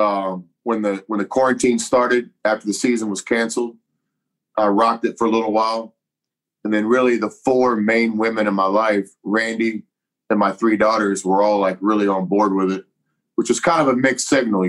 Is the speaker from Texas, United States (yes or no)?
yes; Texas, United States; my home state of Texas